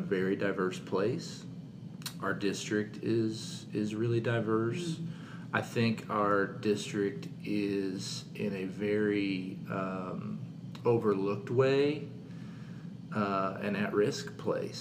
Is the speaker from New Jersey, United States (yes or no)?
no; southern Missouri, United States; moved away as an adult; also born or lived in St. Louis, Missouri; now in Katy, United States; I grew up in southern Missouri